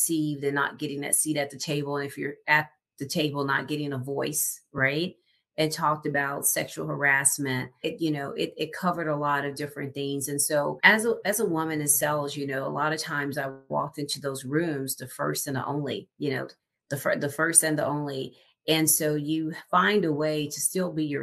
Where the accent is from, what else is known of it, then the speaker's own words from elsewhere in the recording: the South, United States; I'm being from the South